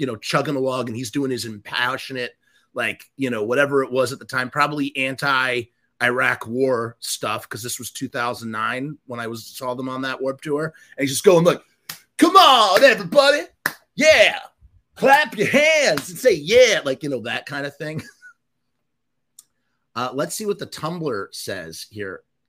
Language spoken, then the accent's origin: English; Pittsburgh, Pennsylvania, United States; Growing up in Pittsburgh, I've seen them countless times.